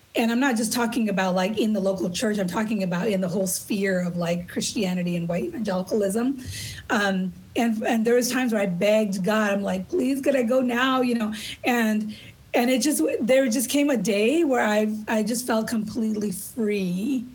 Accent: Los Angeles, California, United States; I grew up in East LA on a regular city urban block.

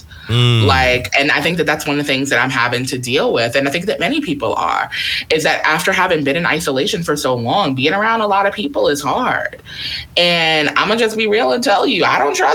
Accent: New York, United States; I'm from New York

